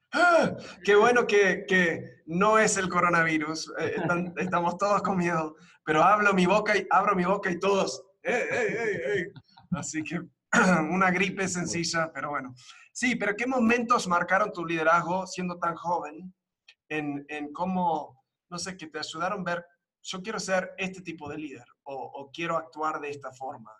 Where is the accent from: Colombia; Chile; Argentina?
Argentina; Buenos Aires; moved away as an adult; also born or lived in United States / Uruguay; now in Mexico; soy de Estados Unidos de nacimiento, me crié en Argentina, en Buenos Aires, eh, viví un tiempo en Uruguay y ahora en México